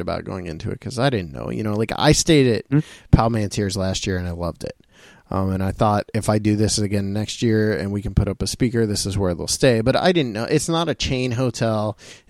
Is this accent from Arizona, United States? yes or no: no; Ohio, United States; we're from this area and we're from Ohio